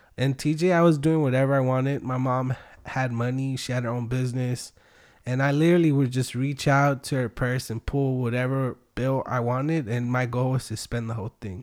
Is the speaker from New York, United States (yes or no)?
no; Wilmington, California, United States; born or raised there; also born or lived in Long Beach / Tijuana, Mexico; now in San Pedro, United States